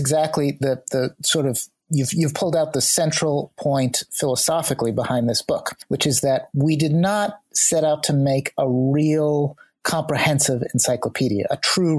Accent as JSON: {"language": "English", "town": "New York City", "region": "New York", "country": "United States", "said": "we as New Yorkers"}